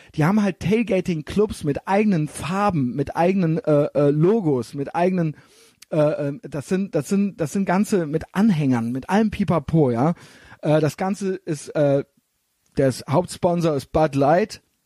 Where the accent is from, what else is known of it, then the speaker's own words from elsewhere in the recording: Germany; aus, aus Deutschland